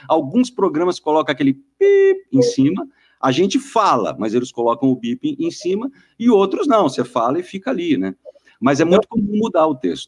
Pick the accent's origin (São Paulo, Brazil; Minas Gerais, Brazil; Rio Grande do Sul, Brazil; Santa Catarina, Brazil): São Paulo, Brazil; Guarujá; moved away as an adult; now in São Paulo, Brazil; Eu sou do Guarujá, do litoral eu vim para cá para fazer rádio